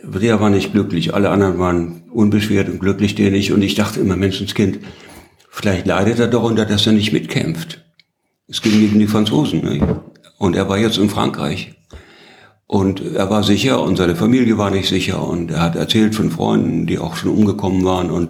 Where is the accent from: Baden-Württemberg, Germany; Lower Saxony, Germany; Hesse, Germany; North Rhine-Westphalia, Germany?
Baden-Württemberg, Germany; Heidelberg; als ich sagte, ich bin aus Heidelberg, da ist er mir am Hals gefallen.